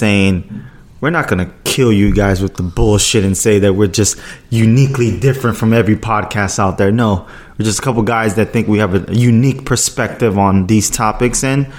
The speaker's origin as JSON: {"language": "English", "town": "New York City", "region": "New York", "country": "United States", "tie": "born or raised there", "moved": "yes", "lives_now": "Miami, United States", "said": "I was born in Brooklyn, New York."}